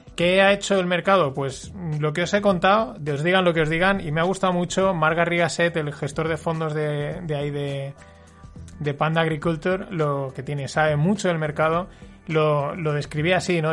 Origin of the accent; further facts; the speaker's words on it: Paterna, Valencian Community, Spain; yo soy alumno de la Salle, de aquí de Paterna